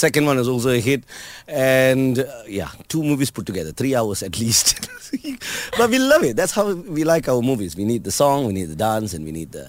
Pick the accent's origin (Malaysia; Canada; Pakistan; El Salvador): Malaysia; Ipoh, Perak; moved away; I went back to Ipoh, my hometown.